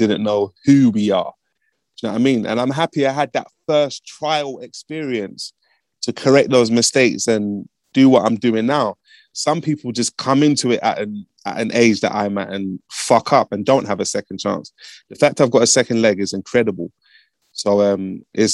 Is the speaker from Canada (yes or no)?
no; London, United Kingdom; I'm from Broadwater Farm, which is one of the most notorious neighborhoods in the whole of Britain.